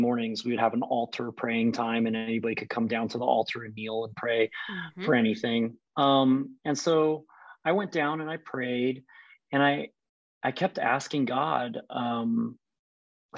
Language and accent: English; Colorado Springs, Colorado, United States; moved away as an adult; also born or lived in Boise, Idaho / Kansas City; now in Portland, United States; I grew up in Colorado Springs